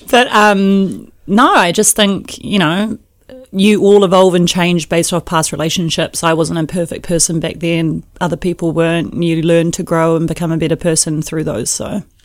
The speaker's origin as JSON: {"language": "English", "town": "Lower Hutt", "region": "Wellington", "country": "New Zealand", "tie": "born or raised there", "also_born_or_lived": "Auckland", "moved": "as an adult", "said": "I grew up in an area called Stokes Valley."}